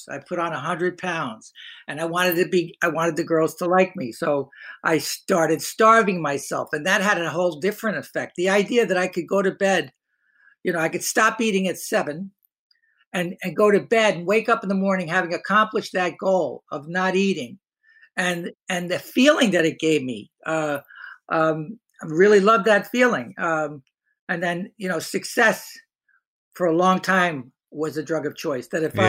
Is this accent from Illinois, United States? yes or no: no; Hoboken, New Jersey, United States; I grew up in Hoboken, New Jersey, small town.